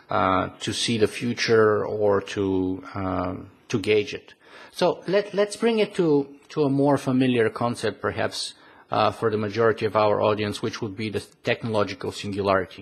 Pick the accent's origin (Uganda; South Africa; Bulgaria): Bulgaria; moved away; I come originally from Bulgaria